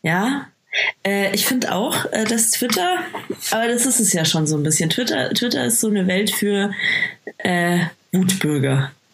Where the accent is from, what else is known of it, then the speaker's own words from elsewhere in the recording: Bavaria, Germany; ich komme aus Bayern, das merkt man.